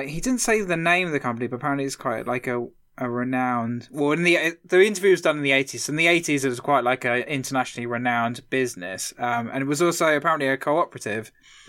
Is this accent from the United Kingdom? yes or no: yes; East of England, United Kingdom; I'm obviously from Essex, so I like hearing that little, like, that thing.